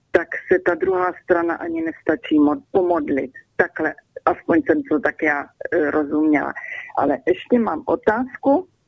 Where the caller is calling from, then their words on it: Germany; A eh, jsem, volám z Německa